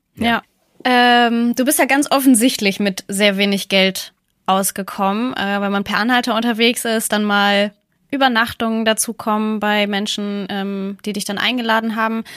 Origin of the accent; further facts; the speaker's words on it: Northern Germany, Germany; als Norddeutsche